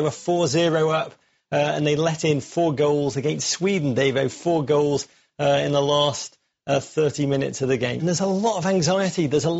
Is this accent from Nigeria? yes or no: no; England, United Kingdom; as an Englishman.